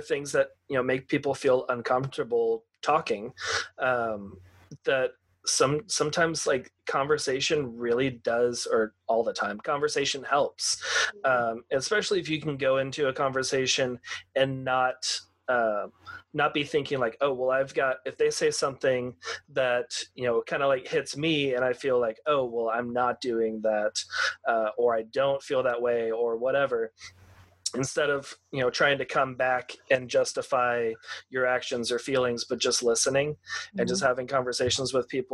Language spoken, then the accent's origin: English; Texas, United States; growing up in Texas, in kind of like the rural area